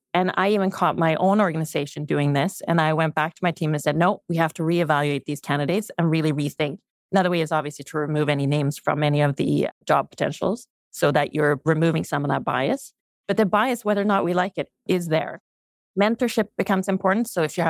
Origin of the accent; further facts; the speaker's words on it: Sweden; English is a second language; now in Canada; So let's start with, when I came to Canada from Sweden, I had never ever thought male versus female.